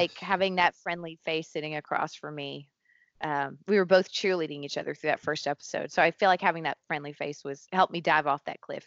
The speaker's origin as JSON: {"language": "English", "region": "Tennessee", "country": "United States", "tie": "born or raised there", "moved": "yes", "said": "I grew up in a very small town in Tennessee on top of a mountain"}